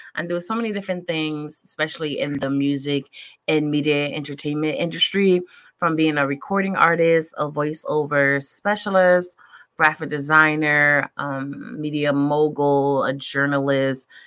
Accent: Connecticut, United States; moved away; I'm originally from Connecticut

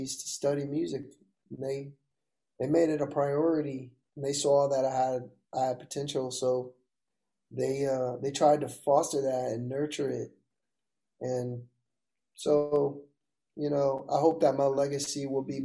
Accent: Mobile, Alabama, United States; I'm from Mobile, so my mom makes the meanest gumbo

